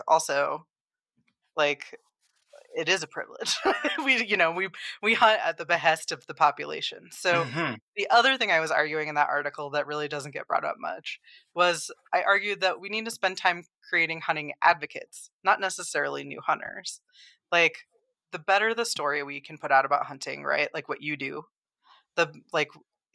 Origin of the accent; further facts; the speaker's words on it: Colorado, United States; I grew up in Colorado. I was surrounded by public land